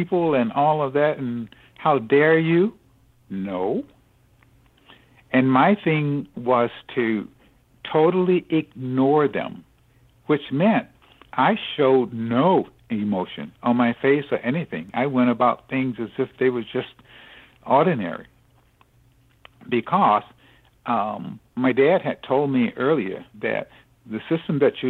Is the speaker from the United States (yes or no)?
yes; Southeast, United States; growing up in the Southeast